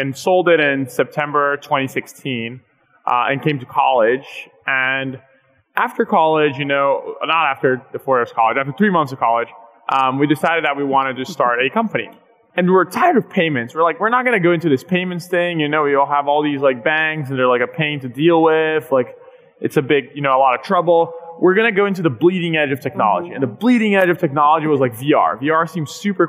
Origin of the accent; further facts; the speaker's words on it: Brazil; moved away; both Pedro and I, my co-founder, we were born and raised in Brazil